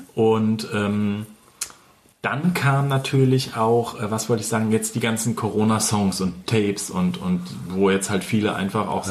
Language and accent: German; Hesse, Germany; bei uns in Hessen